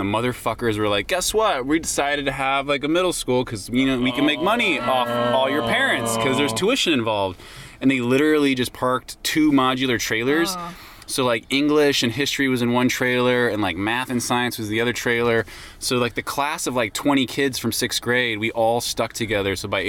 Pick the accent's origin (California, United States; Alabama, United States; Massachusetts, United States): California, United States; Santa Cruz; I grew up in Santa Cruz, which is a Bay Area, small, kind of like surfer town.